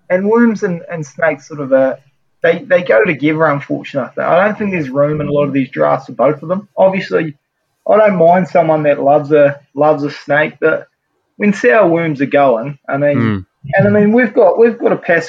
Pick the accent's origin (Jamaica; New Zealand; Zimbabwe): New Zealand; just an absolute staple of growing up as a Kiwi.